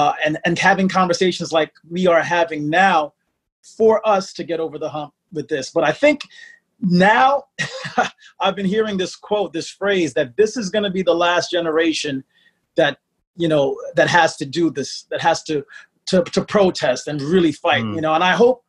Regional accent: United States; My background is, my father is from Bombay, Mumbai, India, and my mother is a black Caribbean woman from St. Kitts, and I was born here in the States.

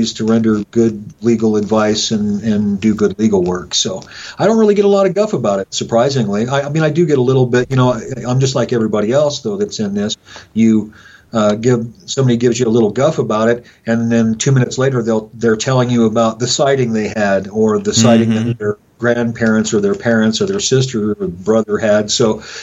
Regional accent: Rock Springs, Wyoming, United States; this is my hometown.

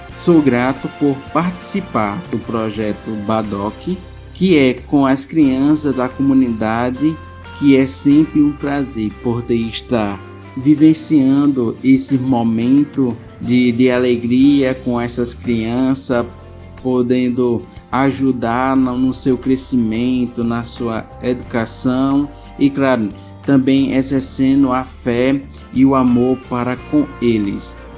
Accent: Belém de Maria, Pernambuco, Brazil; sou natural da cidade de Belém de Maria

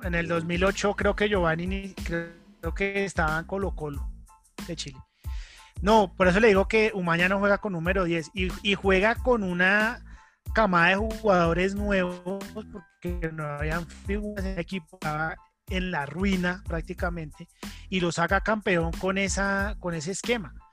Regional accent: Colombia; nosotros somos colombianos

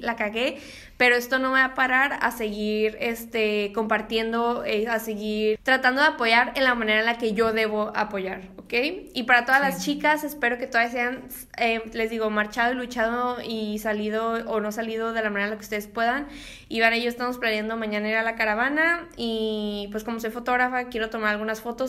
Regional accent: Mexico; siendo mexicanos

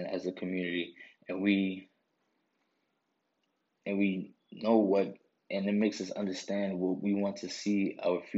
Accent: New York City, New York, United States; I'm a kid from New York. I grew up in the Bronx

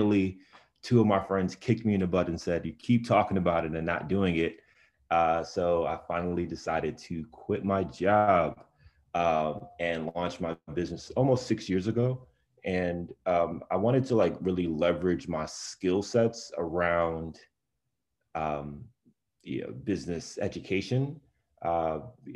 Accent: New York City, New York, United States; I was born and raised in Brownsville, Brooklyn

